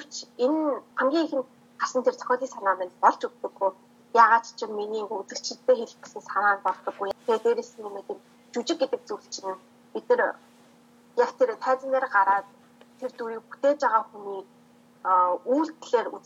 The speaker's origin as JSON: {"language": "Mongolian", "country": "Mongolia", "moved": "yes", "lives_now": "Taiwan", "said": "Ерөнхийдөө бол би Монгол охин."}